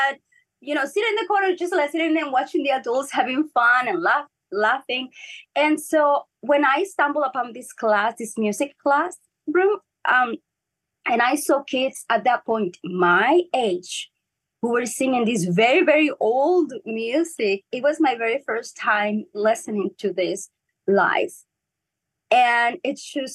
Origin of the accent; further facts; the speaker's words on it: Ensenada, Baja California, Mexico; first language Spanish; English is a second language; moved away as an adult; now in Los Angeles, United States; we are from Ensenada, Mexico, which is an amazing port.